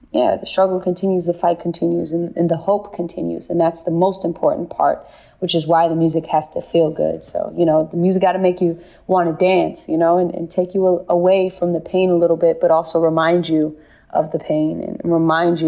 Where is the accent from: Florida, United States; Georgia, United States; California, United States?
California, United States; Bay Area; I'm from the Bay Area